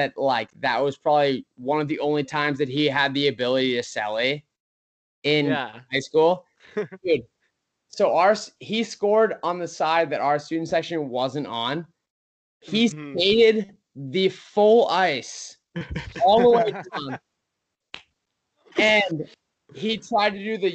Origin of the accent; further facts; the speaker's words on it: Maine, United States; I grew up in Maine